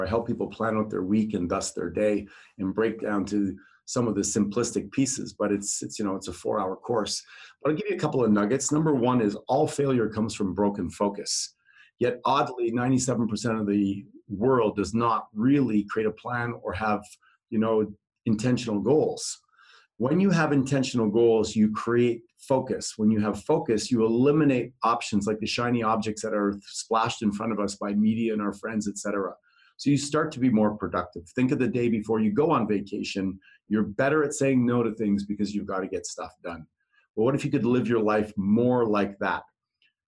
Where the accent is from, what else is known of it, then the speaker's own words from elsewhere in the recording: Netherlands; moved away; I'm from Holland.